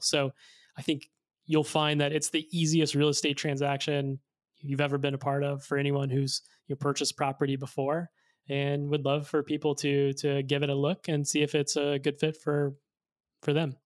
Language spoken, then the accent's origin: English; Arkansas, United States; I grew up in Arkansas